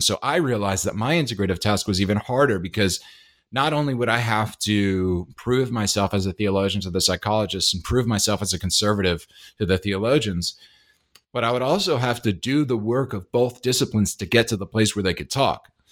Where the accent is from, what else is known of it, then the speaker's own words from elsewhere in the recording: Hyde Park, New York, United States; moved away; I grew up in, uh, downstate New York